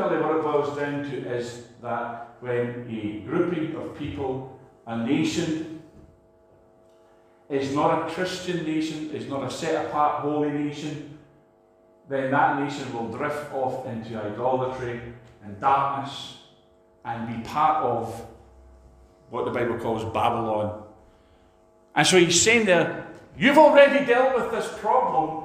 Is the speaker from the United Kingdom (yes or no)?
yes; Scotland, United Kingdom; a Scot